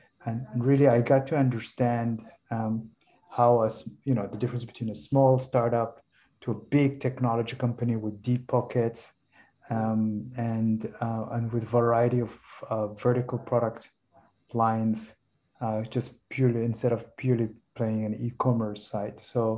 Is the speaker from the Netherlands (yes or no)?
no; Somalia; So I'm from Somalia, but I studied abroad for most of my life. And I come from a family of business and entrepreneurs in Somalia.